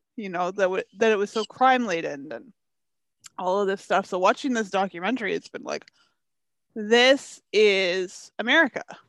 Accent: Canada; being a Canadian and a Canadian who's into hockey

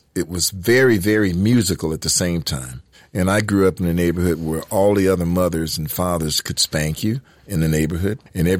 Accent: Detroit, Michigan, United States; accent: Detroit; I was born in Detroit, Michigan. The inner city of Detroit, Michigan.

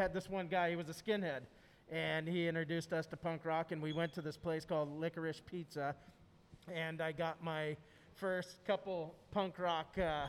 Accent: Santa Cruz, California, United States; also born or lived in Los Gatos, California / Huntington Beach, California; I first came to Santa Cruz. I was born in Los Gatos, and then I believe before my first birthday, moved to Pasatiempo, and then I was known as … until I think 1986 we lived there, and then I bounced around.

